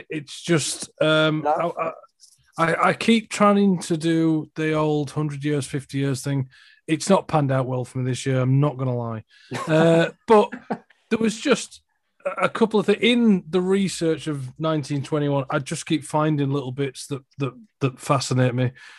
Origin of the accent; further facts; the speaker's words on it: Huddersfield, Yorkshire and the Humber, United Kingdom; good old Huddersfield Town. Wow. Okay. Which is my hometown. Yeah, where I'm from.